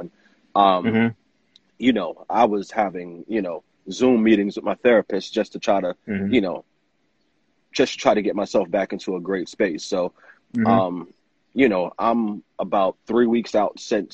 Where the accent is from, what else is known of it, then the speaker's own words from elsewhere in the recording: New York City, New York, United States; born and raised in New York City, in the Bronx, the Soundview area of the Bronx